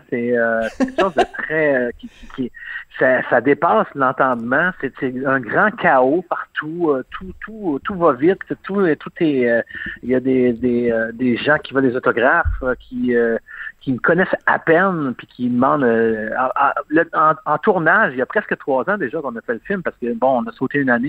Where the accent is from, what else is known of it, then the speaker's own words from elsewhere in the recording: Quebec, Canada; on est énormément de Québécois hein, dans ce film-là.